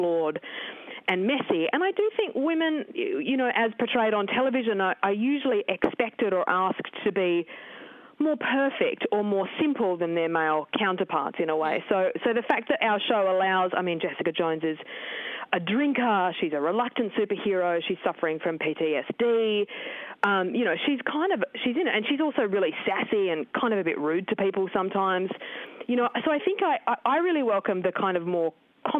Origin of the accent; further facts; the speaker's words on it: Tasmania, Australia; I grew up in Tasmania in the 80s and 90s